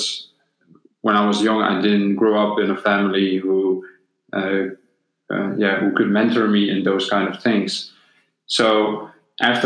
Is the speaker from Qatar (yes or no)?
no; Netherlands; also born or lived in Bosnia and Herzegovina; When I was 6 years old, me and my family moved to the Netherlands. And before that, we lived in former Yugoslavia